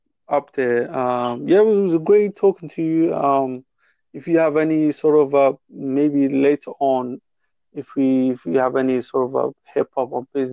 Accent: England, United Kingdom; I'm from England

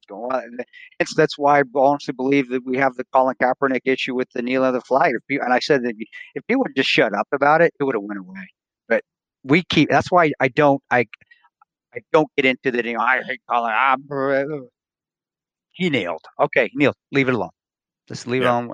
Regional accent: Provo, Utah, United States; I grew up around Division I college football, national championship team, where my dad coached at Brigham Young University

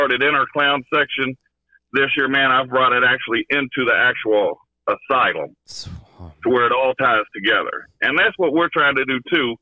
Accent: Kentucky, United States; I'm from Kentucky

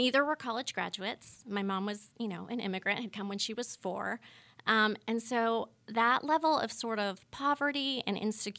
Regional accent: California, United States; So juxtapose that backstory with like where I'm from. I'm from Northern California. I'm from wine country. So Sonoma County.

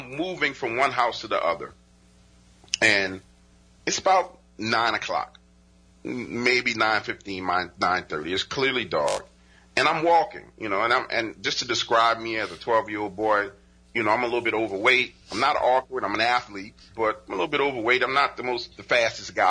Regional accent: New Orleans, Louisiana, United States; I live in New Orleans. I was born and raised in New Orleans

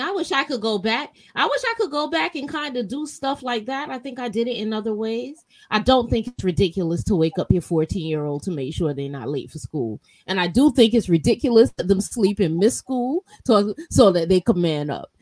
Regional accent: New York City, New York, United States; I'm a New Yorker.

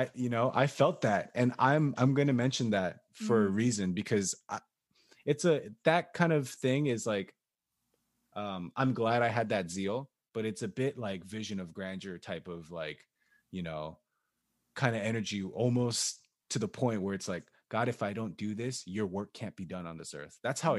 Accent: Maryland, United States; He lived like 45 minutes away from me because we're both from Maryland.

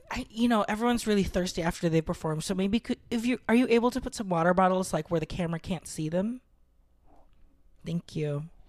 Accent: Philippines; I'm Filipino

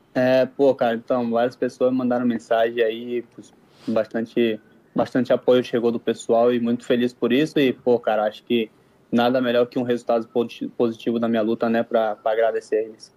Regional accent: Manaus, Amazonas, Brazil; moved away as an adult; now in Mexico; sou brasileiro, sou, sou natural de Manaus

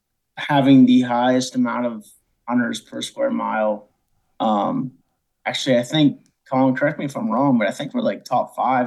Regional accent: Hollidaysburg, Pennsylvania, United States; I grew up in Hollidaysburg, Pennsylvania

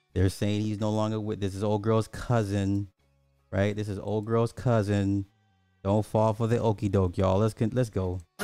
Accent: Illinois, United States; my, my home state

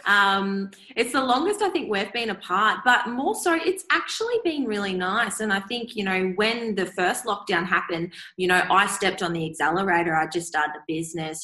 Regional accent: Swan Hill, Victoria, Australia; now in Melbourne, Australia; I'm back in my hometown of Swan Hill, which is um, sort of up the top of Victoria, country Victoria. I grew up there and moved to Melbourne

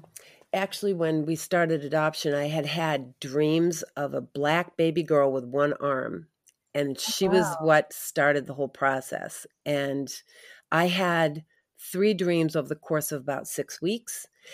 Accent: New England, United States; moved away as an adult; also born or lived in Midwest; I grew up in New England, mm-hmm. and met my husband in college and ended up out in the Midwest raising our family.

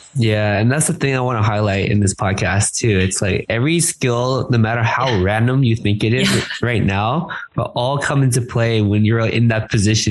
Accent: San Gabriel Valley, California, United States; I grew up in the San Gabriel Valley

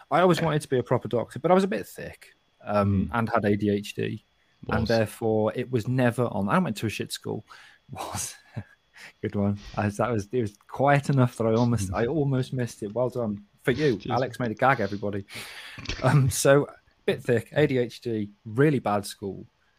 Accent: Kidderminster, West Midlands, United Kingdom; accent: Kidderminster; I haven't completely lost my accent. But believe me, this is not a Kidderminster accent. Kidderminster accent is not very attractive.

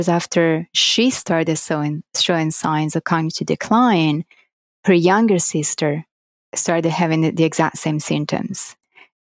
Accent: Florence, Tuscany, Italy; English is a second language; moved away; I was born and raised in Florence in Italy.

